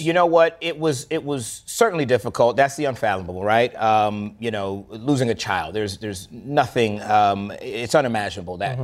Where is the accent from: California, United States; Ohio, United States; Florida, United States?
Florida, United States; now in Atlanta, United States; I was raised in the South, I grew up in Florida